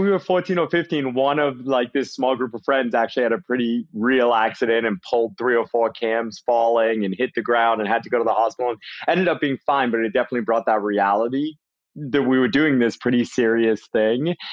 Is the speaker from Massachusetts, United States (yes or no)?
yes; Worcester, Massachusetts, United States; accent: mostly Massachusetts with a tiny bit of Brit; also born or lived in England; when I was six years old, my family moved to central Massachusetts, Worcester, Massachusetts. So my accent, I guess what I have left is like mostly Massachusetts with a tiny bit of Brit mixed